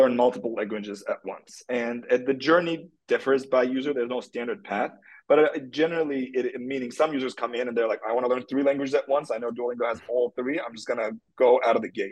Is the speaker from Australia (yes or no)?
no; Turkey; moved away; I'm from Turkey. That's where I grew up.